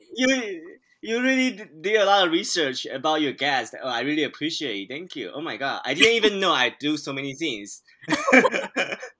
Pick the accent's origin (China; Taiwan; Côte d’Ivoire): Taiwan; moved away as an adult; now in United States; I'm a Taiwanese immigrant. So I, I was born and raised in Taiwan, and then I came to the U.S. seven years ago